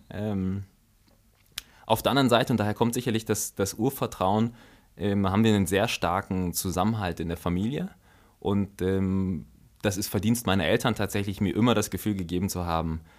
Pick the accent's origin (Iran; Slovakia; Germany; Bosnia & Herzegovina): Germany; also born or lived in Togo; dann war die Entscheidung, dass wir äh, nach Deutschland gehen.